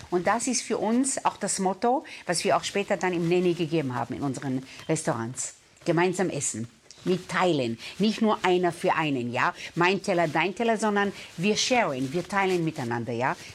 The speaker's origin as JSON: {"language": "German", "country": "Israel", "tie": "born or raised there", "said": "Ich glaube, wenn du aus dem äh, Mittleren Osten kommst, ich bin in Israel aufgewachsen, ja, und äh, wenn du dort mit deiner Großfamilie auswächst"}